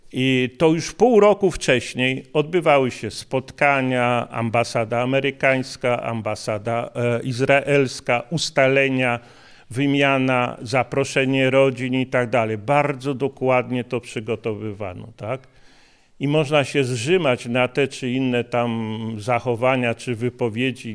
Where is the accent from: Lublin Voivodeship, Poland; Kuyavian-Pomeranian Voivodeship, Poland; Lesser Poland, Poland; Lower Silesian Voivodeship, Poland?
Lesser Poland, Poland; Kraków; ja jestem urodzony w Krakowie